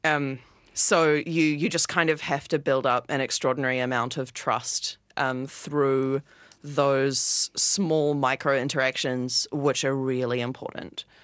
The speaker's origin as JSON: {"language": "English", "region": "Wellington", "country": "New Zealand", "moved": "as an adult", "lives_now": "Melbourne, Australia", "said": "I live in Melbourne. I've lived here for about a year, and I'm from Wellington, New Zealand."}